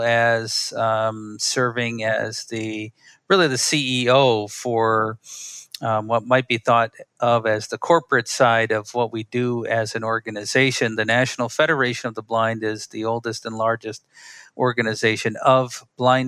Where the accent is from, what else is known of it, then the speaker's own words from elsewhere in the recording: Milwaukee, Wisconsin, United States; I grew up in Milwaukee, Wisconsin.